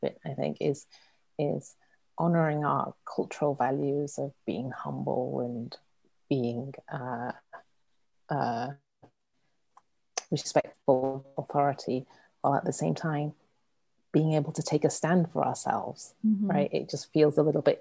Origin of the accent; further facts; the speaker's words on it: England, United Kingdom; moved away as an adult; also born or lived in Hong Kong; now in San Francisco, United States; I was born and raised in England, you know, the child of first generation immigrants, in a small, very white town, a blue collar town